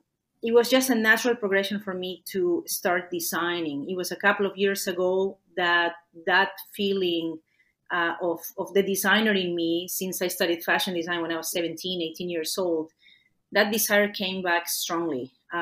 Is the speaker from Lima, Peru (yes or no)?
yes; Lima, Peru; first language Spanish; English is a second language; moved away as an adult; now in Canada; I left my native Peru. I was born in Lima, Peru